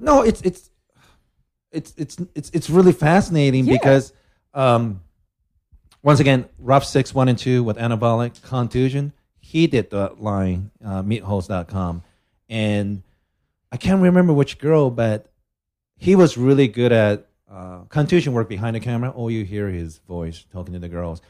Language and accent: English; Japan; I'm from Japan